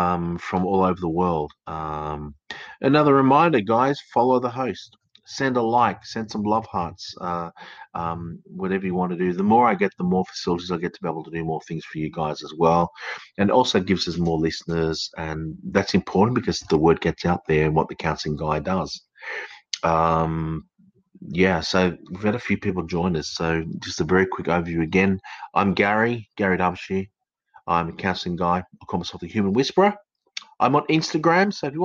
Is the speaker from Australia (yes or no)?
yes; Australia; accent: educated English Australian; also born or lived in United Kingdom; I speak with an educated English Australian accent. I was born in the United Kingdom. I came out to Australia when I was probably about 9 or 10, and I've worked through the system, and my accent changed from an English accent to an Australian accent.